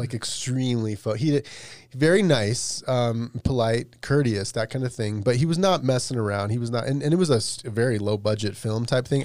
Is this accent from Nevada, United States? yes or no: yes; Las Vegas, Nevada, United States; I grew up in Vegas